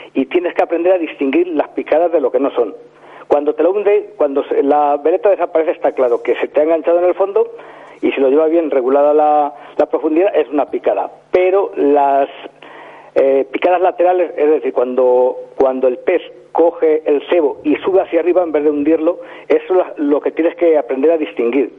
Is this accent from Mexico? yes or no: no; hometown on the Guadiela river, Castilla-La Mancha, Spain; empecé a pescar en el río de mi pueblo, un río que se llama Guadiela